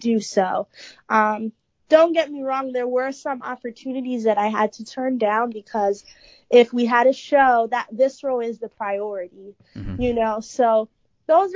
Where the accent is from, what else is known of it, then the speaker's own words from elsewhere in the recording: New York City, New York, United States; I love being born and raised in the Bronx